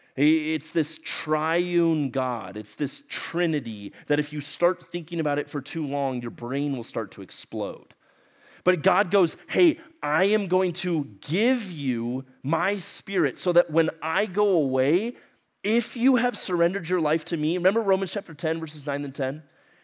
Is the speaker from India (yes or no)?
no; Ecuador; moved away; Okay, so y'all remember I grew up in Ecuador, South America. My parents were missionaries down there. I spent most of my life down there.